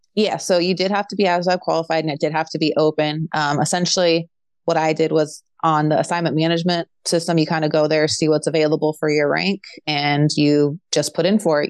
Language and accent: English; Bay Area, Northern California, United States; moved away as an adult; also born or lived in Fresno, California; now in Moline, United States; I'm originally from the Bay Area in California, Northern California